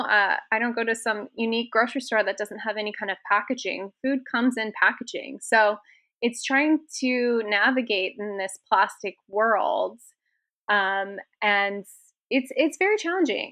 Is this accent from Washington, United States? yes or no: yes; Seattle, Washington, United States; now in Las Vegas, United States; I grew up in Washington